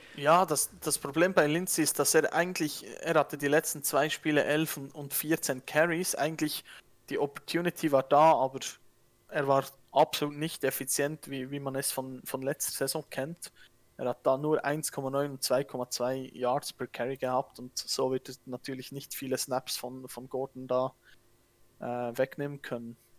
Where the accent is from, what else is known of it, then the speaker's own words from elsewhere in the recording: Switzerland; accent: Swiss; Ich bin am, am Dialekt her, ich bin Schweizer